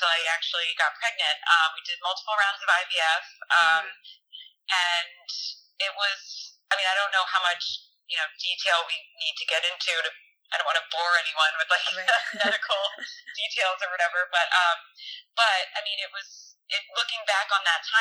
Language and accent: English; Connecticut, United States; growing up in Connecticut, going to Nantucket, my parents live in Rhode Island